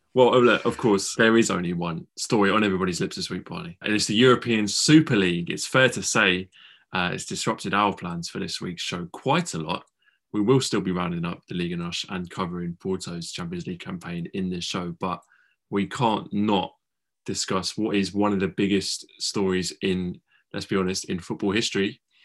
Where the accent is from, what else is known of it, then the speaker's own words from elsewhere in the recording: England, United Kingdom; we're two English boys